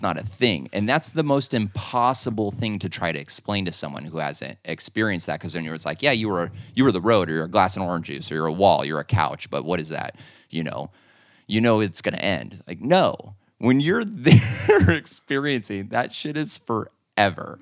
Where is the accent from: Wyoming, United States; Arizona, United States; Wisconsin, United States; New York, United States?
Arizona, United States; also born or lived in Anaheim, California; I grew up in Anaheim, but then moved to Arizona when I was about ten years old.